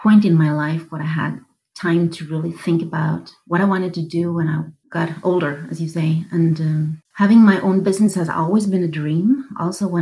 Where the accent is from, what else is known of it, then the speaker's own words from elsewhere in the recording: southern Sweden, Sweden; moved away as an adult; also born or lived in Stockholm, Sweden; I'm a woman from Sweden. I'm in my 50s. I was born in the south of Sweden. I was moving up to Stockholm in my 20s